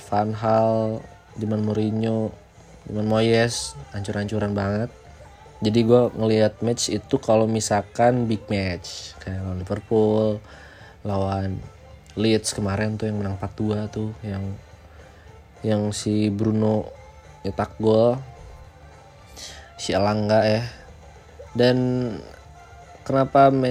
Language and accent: Indonesian; West Java, Indonesia; liga Indonesia gue suka Persib itu saja karena gue orang Jawa Barat